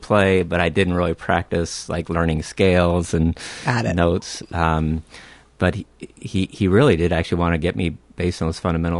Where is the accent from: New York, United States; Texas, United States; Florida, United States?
Texas, United States; Houston; now in Minnesota, United States; I was raised in Houston, Texas.